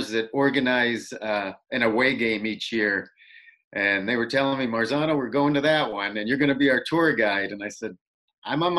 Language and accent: English; Painesville, Ohio, United States; moved away as an adult; now in Seattle, United States; born and raised in Painesville, Ohio, which is about 25 miles east of Cleveland